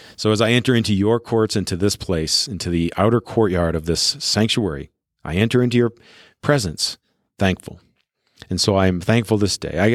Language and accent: English; Colorado, United States; I'm in my library's recording studio in my hometown here in Colorado.